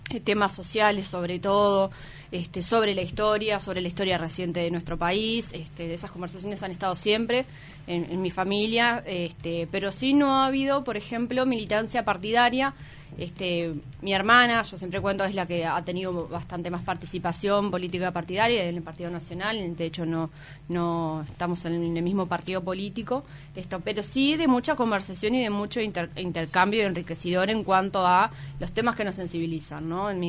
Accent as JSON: {"language": "Spanish", "region": "Paysandú", "country": "Uruguay", "moved": "as an adult", "lives_now": "Montevideo, Uruguay", "said": "Soy de Paysandú."}